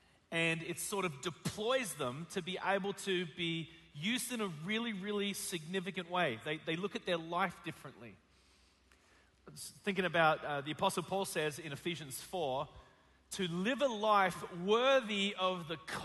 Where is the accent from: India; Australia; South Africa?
Australia; moved away as an adult; now in United States; From Australia, and some of you are having a hard time understanding the way that I speak